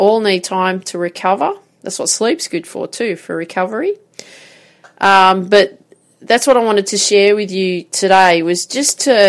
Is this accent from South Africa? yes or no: no; Grafton, New South Wales, Australia; I grew up in Grafton, so played this tennis tournament